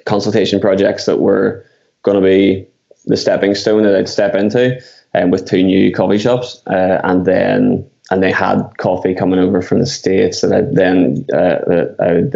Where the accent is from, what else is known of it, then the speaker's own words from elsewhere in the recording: Belfast, Northern Ireland, United Kingdom; I'm from Belfast in Northern Ireland, or Ireland